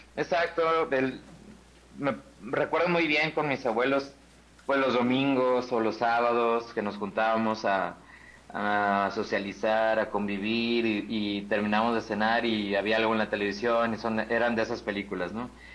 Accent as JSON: {"language": "Spanish", "town": "Guadalajara", "region": "Jalisco", "country": "Mexico", "moved": "yes", "lives_now": "Mexico City, Mexico", "said": "Yo soy de acá de Guadalajara, pero vivo allá"}